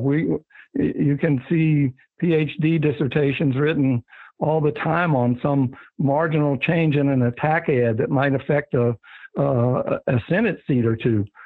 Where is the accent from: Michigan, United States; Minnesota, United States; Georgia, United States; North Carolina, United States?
Georgia, United States; Atlanta; I was growing up in Atlanta